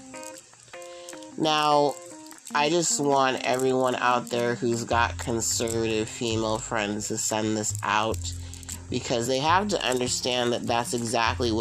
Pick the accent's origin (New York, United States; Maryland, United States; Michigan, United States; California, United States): California, United States; San Mateo; I'm originally born and raised in the San Francisco Bay Area. I grew up in San Francisco, and I grew up in a little town just outside of San Francisco